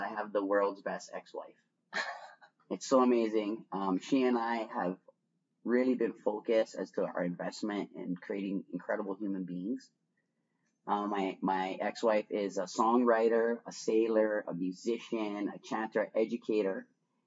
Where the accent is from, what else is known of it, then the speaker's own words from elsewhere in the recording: Waianae, Hawaii, United States; I'm born and raised in Waianae, born in the Queen's Hospital, raised out in Lualualei Valley in Waianae